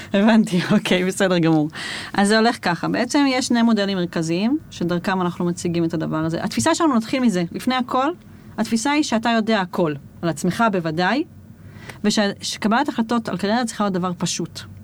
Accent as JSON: {"language": "Hebrew", "town": "Jerusalem", "region": "Jerusalem District", "country": "Israel", "said": "אני ירושלמית"}